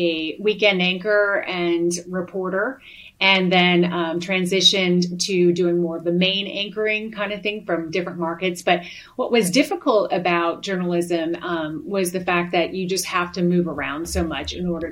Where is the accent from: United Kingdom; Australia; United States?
United States; Chicago, Illinois; moved away as an adult; also born or lived in Amarillo, Texas; I'm originally from Chicago